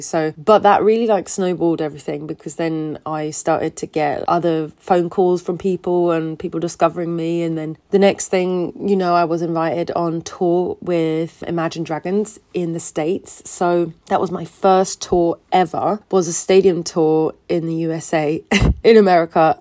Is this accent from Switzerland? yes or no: yes; Switzerland; moved away as an adult; now in London, United Kingdom; originally from Switzerland. I grew up in Switzerland and then I came to London about six years ago.